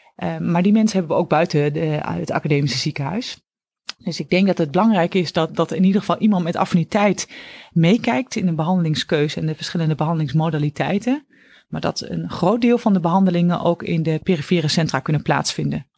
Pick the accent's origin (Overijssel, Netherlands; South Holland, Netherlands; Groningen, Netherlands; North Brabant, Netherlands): Overijssel, Netherlands; Oldenzaal; moved away as an adult; now in Utrecht, Netherlands; Ik ben afkomstig uit het oosten van het land, eh, uit Oldenzaal. En ben daar geboren en heb, ben daar eigenlijk ook mijn hele jeugd, eh, opgegroeid.